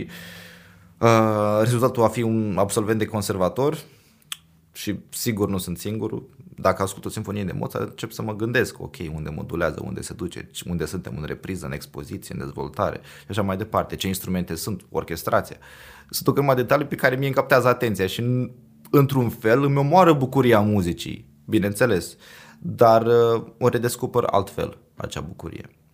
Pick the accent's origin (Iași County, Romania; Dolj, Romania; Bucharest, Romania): Iași County, Romania; Iași; moved away as an adult; now in Oslo, Norway; sunt ieșean, adică aici am, m-am născut, aici am fost educat, aici am avut primii 18 ani de carieră